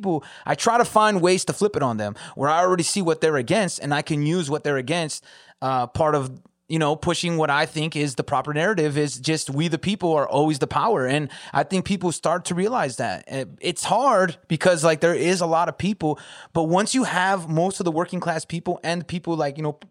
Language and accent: English; California, United States; also born or lived in Metro Detroit, Michigan; now in Detroit, United States; I'm from Cali, so it doesn't seem, that's where I'm originally from